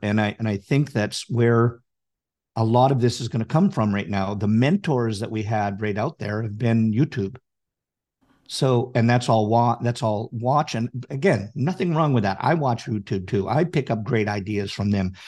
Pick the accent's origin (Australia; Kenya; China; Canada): Canada; I'm Canadian